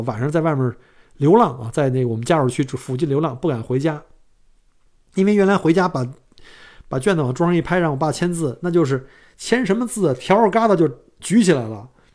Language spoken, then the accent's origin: Chinese; Beijing, China; accent: Beijing dialect; moved away as an adult; now in Australia; 我们北京话叫电窝